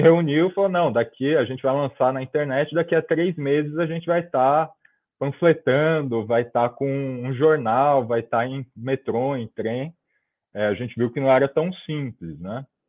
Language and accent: Portuguese; São Paulo, Brazil; eu nasci em 1996, 27 de janeiro de 96, em São Paulo, na zona leste de São Paulo